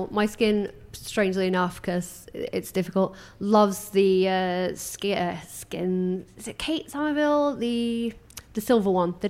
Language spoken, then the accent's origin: English; Doncaster, Yorkshire and the Humber, United Kingdom; moved away; growing up in Donny